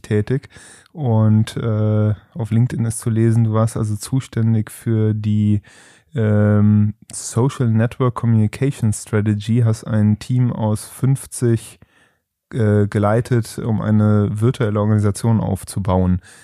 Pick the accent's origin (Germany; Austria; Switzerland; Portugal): Germany; Trier, Rhineland-Palatinate; ich komme nicht aus Engelskirchen, ich komme aus Trier